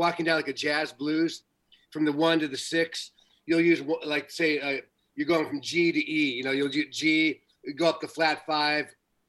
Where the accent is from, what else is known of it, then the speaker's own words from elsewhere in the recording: Ontario, California, United States; I grew up in Ontario, California.